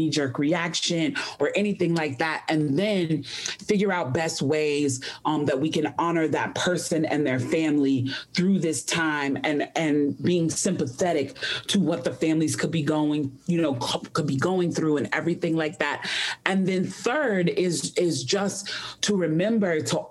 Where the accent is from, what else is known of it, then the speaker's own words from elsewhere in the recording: Chicago, Illinois, United States; now in Atlanta, United States; I have lived in Atlanta for a very long time, but Chicago is my hometown.